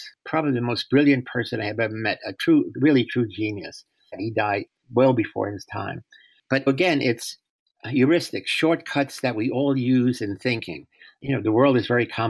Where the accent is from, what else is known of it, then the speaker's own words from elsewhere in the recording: New York, United States; moved away as an adult; now in San Francisco, United States; I was born in the South Bronx on March 23rd, 1933